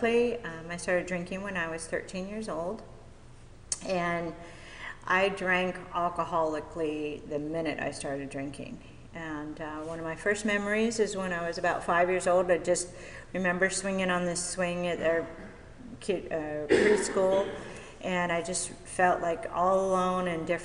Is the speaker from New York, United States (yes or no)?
no; Mission Viejo, California, United States; I grew up in Mission Viejo, so I'm local.